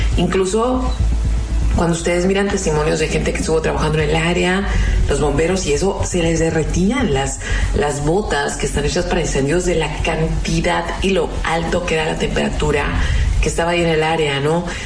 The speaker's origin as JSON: {"language": "Spanish", "town": "Mexicali", "region": "Baja California", "country": "Mexico", "said": "nosotros somos fronterizos, los que vivimos aquí en Mexicali"}